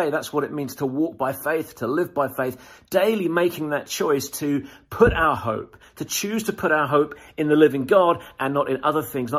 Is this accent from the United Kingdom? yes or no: yes; United Kingdom